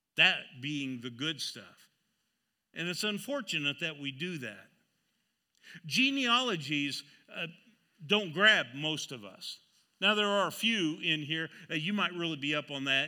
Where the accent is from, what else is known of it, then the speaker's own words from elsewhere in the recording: Seneca, Kansas, United States; I was born in Seneca, Kansas